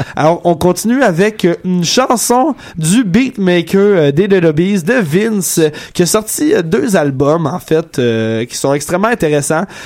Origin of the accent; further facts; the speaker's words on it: Quebec, Canada; moved away; on vient tous de Grimby